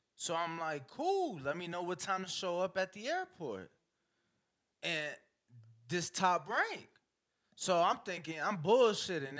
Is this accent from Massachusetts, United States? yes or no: no; Chicago, Illinois, United States; I'm from Chicago